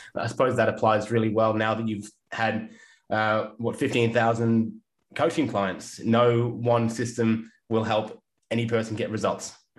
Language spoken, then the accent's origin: English; England, United Kingdom; now in Australia; I grew up in England and didn't grow up near the beach.